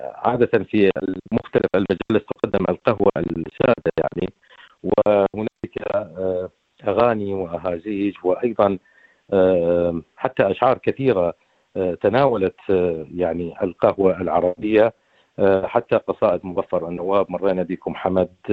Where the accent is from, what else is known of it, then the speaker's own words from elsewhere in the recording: Iraq; بالعراق احنا نحب الشاي أكثر